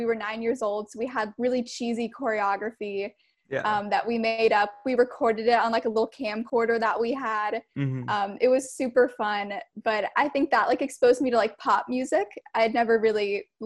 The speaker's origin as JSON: {"language": "English", "area": "Orange County", "region": "California", "country": "United States", "said": "I'm from Orange County, California"}